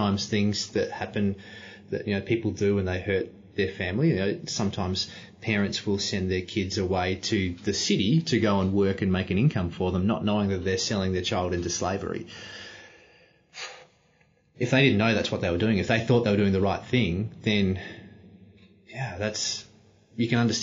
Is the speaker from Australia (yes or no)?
yes; Australia; I didn't do anything special to be born in Australia. That's just where I was born